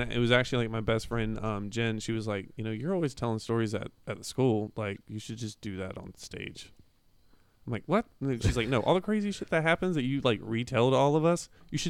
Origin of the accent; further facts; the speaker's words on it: Palatka, Florida, United States; now in Gainesville, United States; I was actually born and raised in Palatka, which is like 45 minutes away.